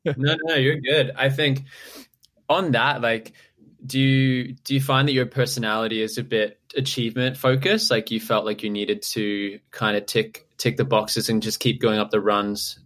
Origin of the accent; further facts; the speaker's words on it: Townsville, Queensland, Australia; moved away; I'm from Townsville originally